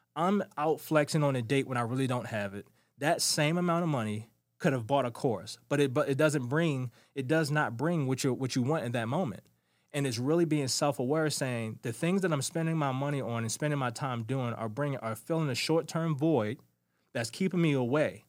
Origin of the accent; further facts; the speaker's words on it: Baltimore, Maryland, United States; Growing up in Baltimore City was not for the weak-hearted